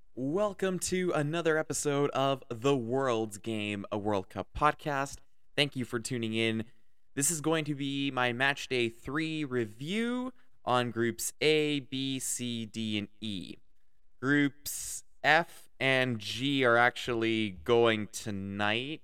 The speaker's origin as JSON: {"language": "English", "country": "Canada", "said": "I'm Canadian"}